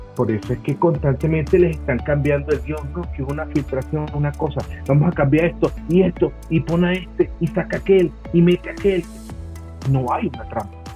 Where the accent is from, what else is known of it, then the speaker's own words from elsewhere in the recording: Venezuela; Nosotros, por ejemplo, como venezolanos, siempre criticamos el cine venezolano